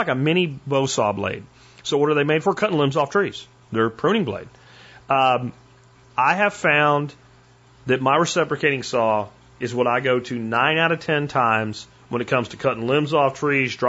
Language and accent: English; Florida, United States; also born or lived in Pennsylvania; I grew up in, you know, a mix between Florida and Pennsylvania. And when I was growing up in Florida as a kid